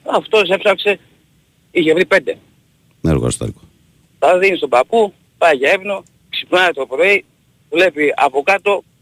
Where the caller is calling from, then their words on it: Peristeri, Attica, Greece; από το Περιστέρι, αεξής.